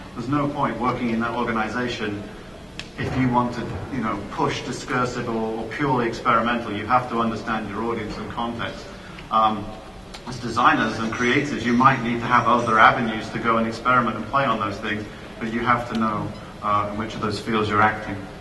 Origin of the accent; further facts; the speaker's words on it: United Kingdom; moved away as an adult; also born or lived in United States / Italy / Canada; now in Florida, United States; I'm a Brit I, um, originally from the UK, but I've uh, had the pleasure of living and working in, in many different countries now.